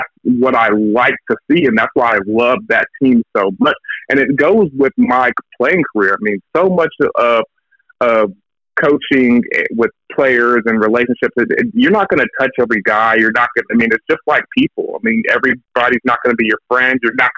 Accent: Dallas, Texas, United States; growing up in Dallas, Texas, I mean, you either cheered for the Aggies or you cheered for the Longhorns

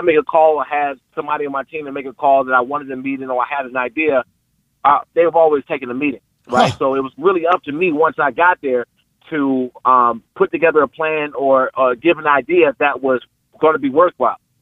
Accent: Prince George's County, Maryland, United States; I'm from Pre- Peachtree County, Maryland

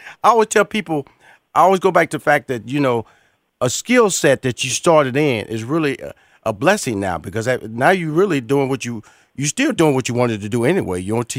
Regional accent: Houston, Texas, United States; I'm from Houston, Texas now. Born and raised in Houston, Texas, Ryan.

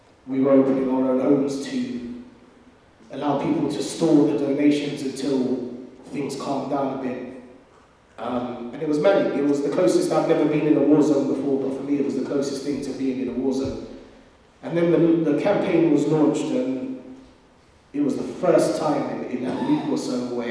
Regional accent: London, United Kingdom; growing up in London

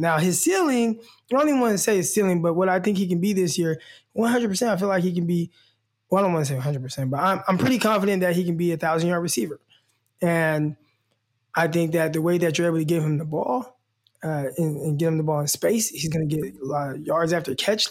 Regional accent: Stockton, California, United States; also born or lived in Arkansas; my hometown, Stockton, California.

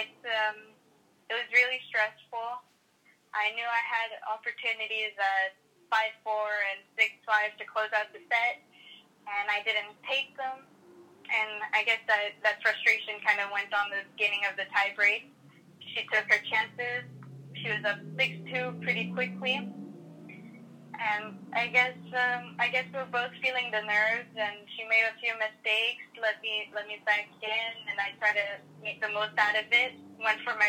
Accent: Canada; I'm not Mexican, and I'm Canadian

